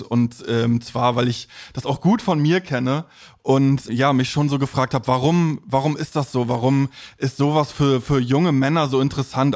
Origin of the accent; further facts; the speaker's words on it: East Germany, Germany; in der Nachwendezeit in einem Plattenbauviertel im, im Osten aufgewachsen